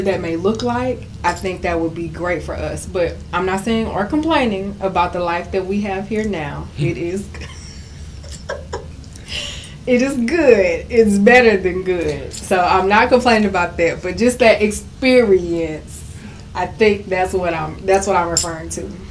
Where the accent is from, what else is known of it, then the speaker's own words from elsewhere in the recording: Houston, Texas, United States; I am a native Houstonian, um, born and raised in South Park, dead in Texas